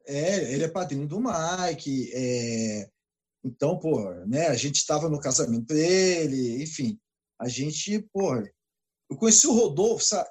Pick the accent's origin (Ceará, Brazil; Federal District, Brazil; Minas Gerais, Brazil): Federal District, Brazil; Brasília; eu nasci em Brasília, na Asa Sul mesmo, ali no Agamab ali. Então, é, eu sou de Brasília mesmo